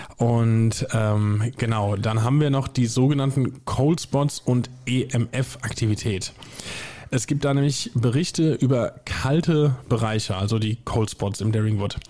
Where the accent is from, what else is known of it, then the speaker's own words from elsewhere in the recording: Hesse, Germany; Wir sind beides gebürtige Hessen